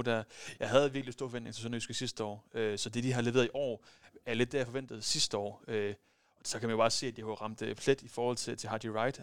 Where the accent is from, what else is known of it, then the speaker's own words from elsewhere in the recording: West Jutland, Central Denmark Region, Denmark; jeg er fra Vestjylland af